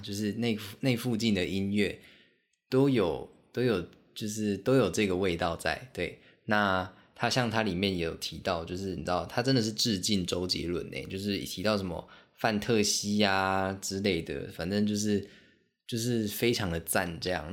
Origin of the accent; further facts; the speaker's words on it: Kaohsiung, Taiwan; also born or lived in Xiaoliuqiu, Pingtung County / Pingtung; 小时候在高雄